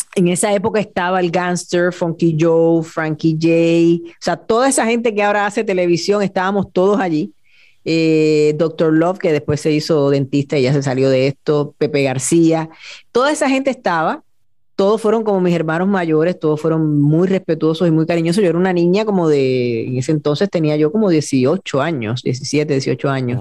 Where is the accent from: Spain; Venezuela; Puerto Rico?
Puerto Rico; Añasco; also born or lived in Mayagüez / San Juan; yo nací en Mayagüez, pero siempre tengo que aclarar que soy de Añasco